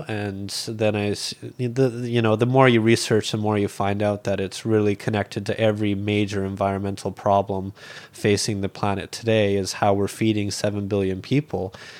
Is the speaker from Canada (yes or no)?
yes; Alberta, Canada; like I'd seen animals be slaughtered growing up in Alberta. And, you know, like one memory I have from Alberta is when I was a small kid, we were butchering chickens.